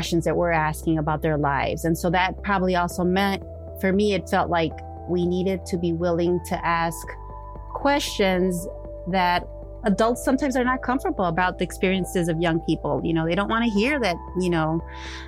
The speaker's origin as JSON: {"language": "English", "town": "Chicago", "region": "Illinois", "country": "United States", "tie": "born or raised there", "said": "I am the daughter of Mexican immigrants, but I was born and raised in Chicago. I grew up in the Westtown neighborhood"}